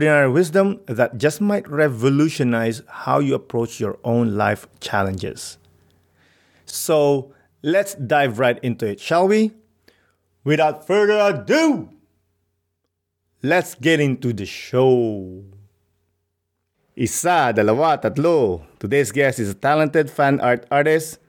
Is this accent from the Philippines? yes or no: yes; Philippines; moved away; I grew up in the Philippines